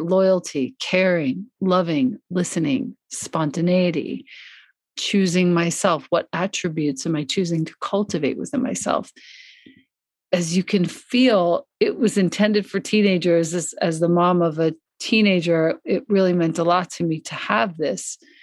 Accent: Long Island, New York, United States; born or raised there; moved away as an adult; also born or lived in Ithaca, New York / Italy

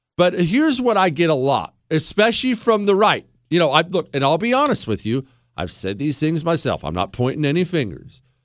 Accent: United States; I'm an American.

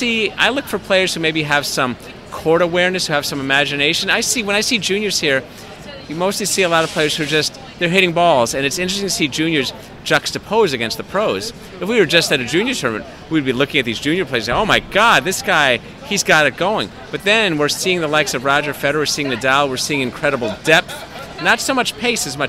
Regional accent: Los Angeles, California, United States; I grew up playing tennis in Los Angeles

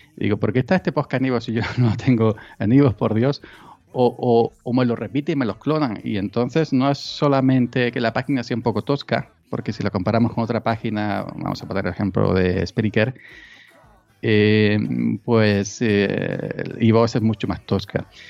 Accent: Granada, Andalusia, Spain; also born or lived in Córdoba / Málaga; now in Córdoba province, Spain; Yo soy natural de Granada, eh, de un pueblecito de Granada

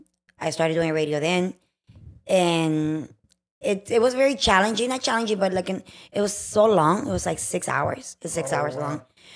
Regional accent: Houston, Texas, United States; moved away as an adult; now in Los Angeles, United States; I started in Houston local radio. I'm from Houston, so I did local radio with the network.

